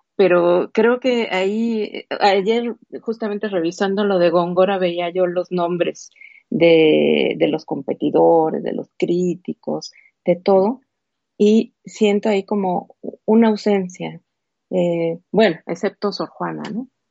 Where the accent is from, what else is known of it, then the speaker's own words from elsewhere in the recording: Mexico; como mexicana